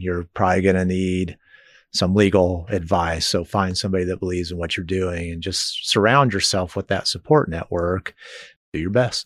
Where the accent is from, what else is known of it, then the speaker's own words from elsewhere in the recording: Lenexa, Kansas, United States; moved away as an adult; now in Manhattan, United States; Lenexa, Overland Park area is where I grew up